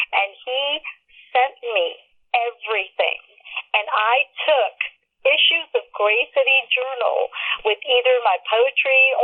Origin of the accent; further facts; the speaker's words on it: Pakistan; born there; and I was born in Pakistan, so I had a copy of my original birth certificate, but it, did that one didn't fly because it was in Urdu.